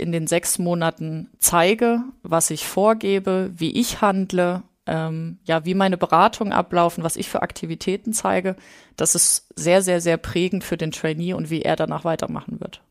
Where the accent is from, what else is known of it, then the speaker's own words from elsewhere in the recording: Thuringia, Germany; moved away as an adult; also born or lived in Leipzig; Also wir kommen ursprünglich aus Thüringen